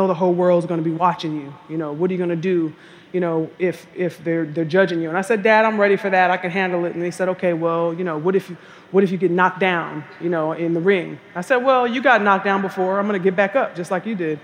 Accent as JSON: {"language": "English", "region": "California", "country": "United States", "said": "I'm from California."}